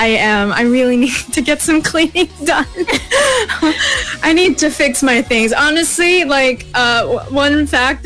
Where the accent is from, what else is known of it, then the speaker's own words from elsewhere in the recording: United States; first language English; I come from America